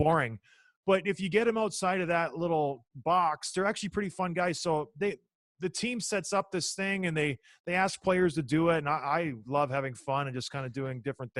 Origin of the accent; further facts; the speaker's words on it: St. Catharines, Ontario, Canada; I grew up in St. Catharines, Ontario, so just down the road from Toronto